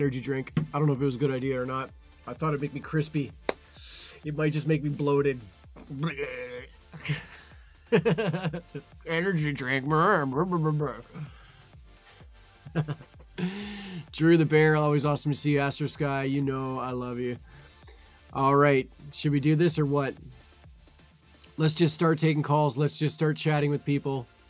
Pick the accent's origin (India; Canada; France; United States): Canada; I'm Canadian too